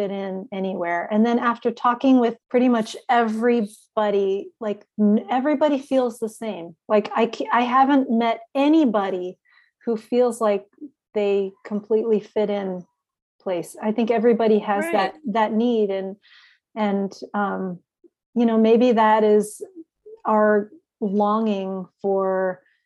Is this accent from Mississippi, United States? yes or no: no; Lawrence, Kansas, United States; moved away as an adult; also born or lived in out east; now in Blue Springs, United States; I was adopted by a family in Lawrence, Kansas. So I grew up in Lawrence and went to Lawrence High School